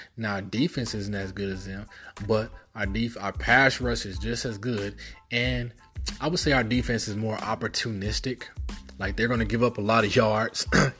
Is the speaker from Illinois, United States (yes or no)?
no; Kansas City, Missouri, United States; I grew up in Kansas City, Missouri. Born and raised in Kansas City, Missouri.